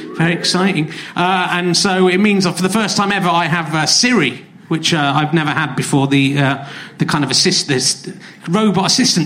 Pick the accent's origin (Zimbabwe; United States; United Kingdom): United Kingdom; Cheddar, South West England; I'm from Cheddar